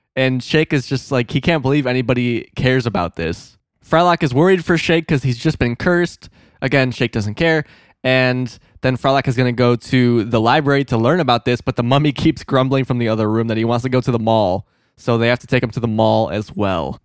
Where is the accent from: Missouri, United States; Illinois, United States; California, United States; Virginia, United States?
Illinois, United States; moved away; My small-ass town in Illinois